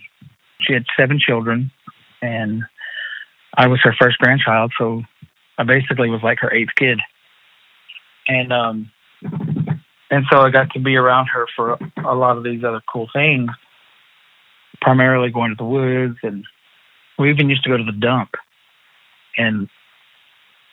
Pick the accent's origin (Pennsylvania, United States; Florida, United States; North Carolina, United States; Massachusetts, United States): North Carolina, United States; Cherokee; being an Indian here in Cherokee, because that's how I was raised by my grandma and my mom